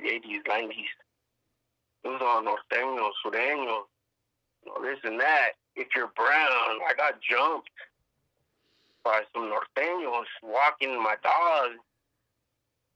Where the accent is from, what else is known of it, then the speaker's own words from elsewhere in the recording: Sacramento, California, United States; also born or lived in Davis, California; born and raised in Sacramento, California.